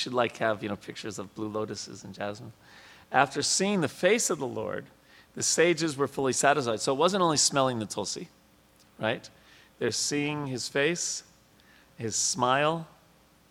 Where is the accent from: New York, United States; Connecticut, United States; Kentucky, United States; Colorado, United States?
New York, United States; I was a kid growing up in New York